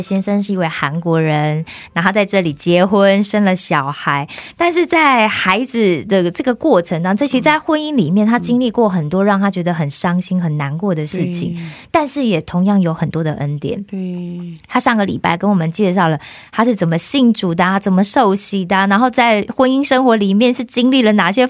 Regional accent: Taiwan; 因为台湾大部分就是，如果你在家里一定是妈妈做，然后其实我记得啦，就是我们会有一个观念，就是男生尽量不要下厨房。

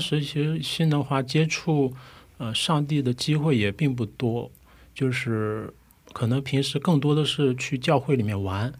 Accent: Ningbo, Zhejiang, China; moved away as an adult; now in South Korea; 我来自浙江宁波，现在在弘毅大学念产业设计研究生

